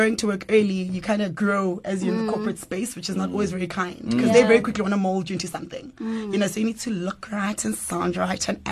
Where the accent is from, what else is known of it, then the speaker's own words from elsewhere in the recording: Kempton Park, Gauteng, South Africa; born and bred in Jersey, Kempton Park, born and bred.